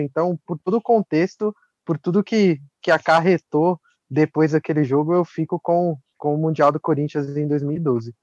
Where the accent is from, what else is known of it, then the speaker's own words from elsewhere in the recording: Brazil; como brasileiro